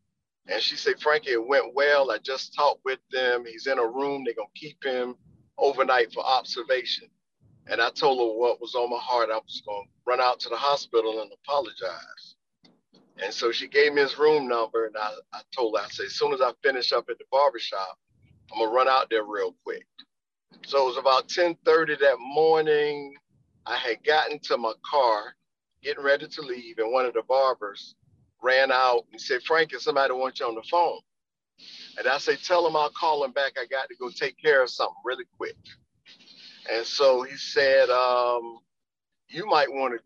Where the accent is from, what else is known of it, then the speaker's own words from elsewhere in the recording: Wilmington, United States; I'm from Wilmington originally. I graduated from John